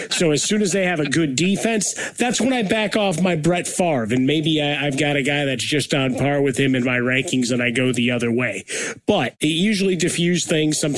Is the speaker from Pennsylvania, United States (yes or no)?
no; Chicago, Illinois, United States; All right, I'm from Chicago. I'm a Bears fan.